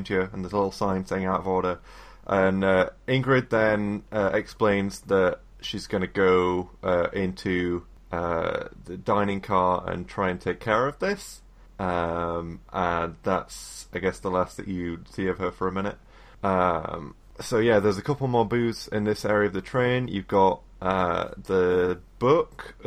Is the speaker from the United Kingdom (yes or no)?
yes; England, United Kingdom; as an English person